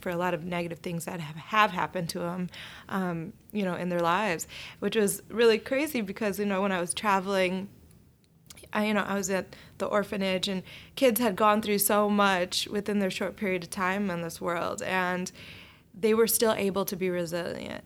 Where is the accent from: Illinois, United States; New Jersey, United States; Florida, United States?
Illinois, United States; Oak Park; I grew up in Oak Park. It was a very diverse community